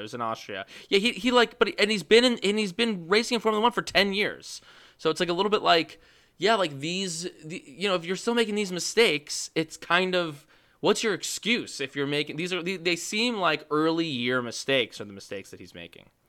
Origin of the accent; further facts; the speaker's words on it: New York, United States; as a New Yorker who roots for shitty teams my entire life